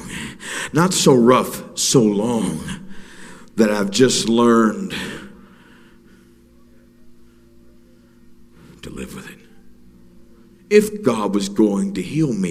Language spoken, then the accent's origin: English; Alaska, United States; moved away; I was raised in Alaska.